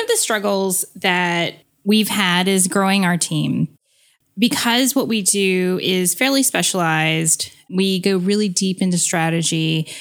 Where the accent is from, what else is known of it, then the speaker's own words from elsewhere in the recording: United States; being half American